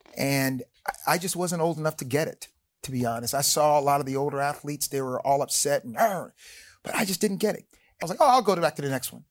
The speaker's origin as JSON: {"language": "English", "town": "Willingboro", "region": "New Jersey", "country": "United States", "tie": "born or raised there", "moved": "as an adult", "said": "I went to Williamboro High School. I grew up there in New Jersey"}